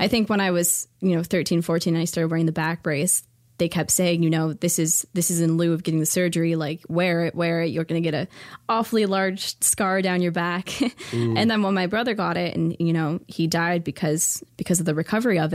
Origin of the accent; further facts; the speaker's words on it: Ontario, Canada; moved away; also born or lived in Detroit area, Michigan; I lived there before I lived here, so about 12 years, but I'm originally from Ontario